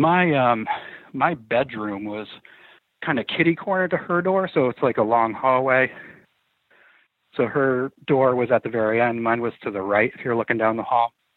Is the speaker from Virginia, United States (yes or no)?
no; outside Saratoga Springs, upstate New York, United States; I grew up in upstate New York, actually, uh, right outside of Saratoga Springs